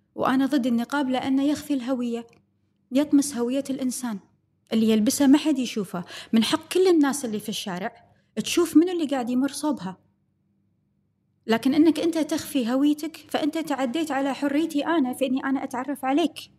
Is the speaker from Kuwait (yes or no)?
yes; Kuwait; عندنا بالكويت